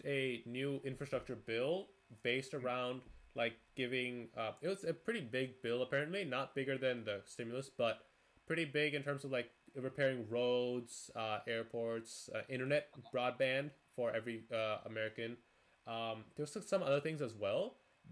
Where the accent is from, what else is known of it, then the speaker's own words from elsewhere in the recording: Canada; now in United States; I'm Canadian